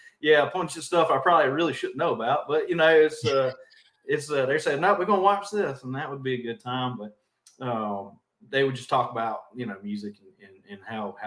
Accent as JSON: {"language": "English", "region": "South Carolina", "country": "United States", "tie": "born or raised there", "said": "We didn't have a stoplight. We got one recently, so now we are a one-stoplight town."}